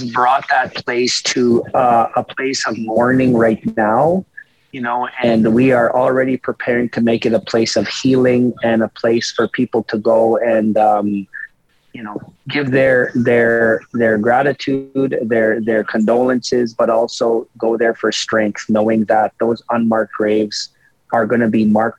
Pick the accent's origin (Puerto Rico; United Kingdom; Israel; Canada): Canada; Cowessess First Nation, Saskatchewan; I grew up on Cowessess